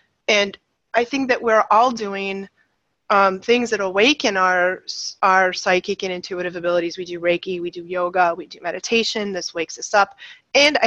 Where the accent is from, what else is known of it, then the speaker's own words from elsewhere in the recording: right outside Boston, Massachusetts, United States; I grew up in right outside Boston in the 60s and 70s